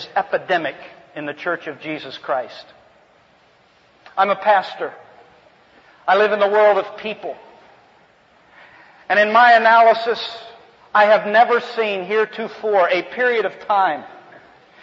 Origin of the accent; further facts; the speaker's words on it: New Jersey, United States; moved away as an adult; also born or lived in New England / Virginia / California; now in Alabama, United States; I grew up in New Jersey, went to school in New England, then Virginia, then out here to California to minister